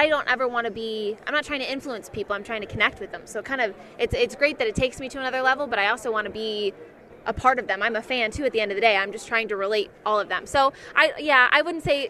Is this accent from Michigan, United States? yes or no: yes; Michigan, United States; I grew up in Michigan